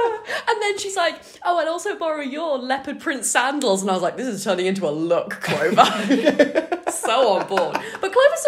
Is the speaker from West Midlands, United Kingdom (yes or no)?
yes; Worcester, West Midlands, United Kingdom; someone who's from my hometown yesterday, and I was like, what's the news from Worcester?